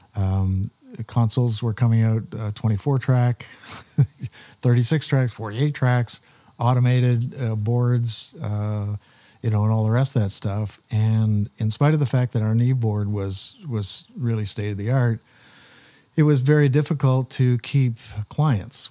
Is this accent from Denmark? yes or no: no; Wallaceburg, Ontario, Canada; as a kid growing up in Wallaceburg